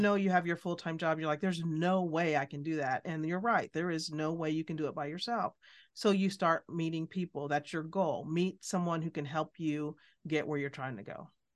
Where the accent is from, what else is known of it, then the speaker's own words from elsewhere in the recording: Alabama, United States; moved away; also born or lived in Midwest; I was born in Alabama, lived in the Midwest